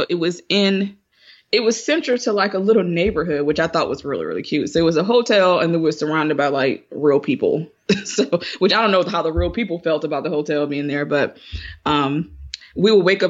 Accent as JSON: {"language": "English", "country": "United States", "said": "I'm American."}